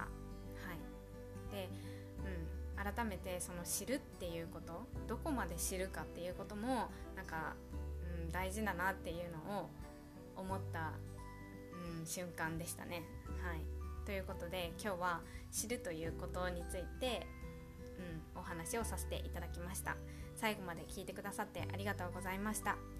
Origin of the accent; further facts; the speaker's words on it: Japan; 地震が多い国日本で生まれ育っている